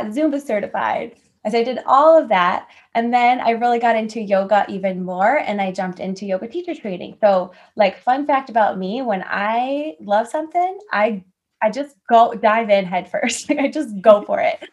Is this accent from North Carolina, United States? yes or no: no; Winfield, Illinois, United States; also born or lived in Iowa; I grew up in the Chicago suburbs, so Winfield, Illinois.